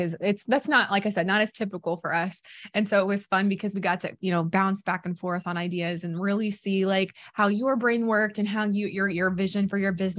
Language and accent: English; Missouri, United States; I'm from Missouri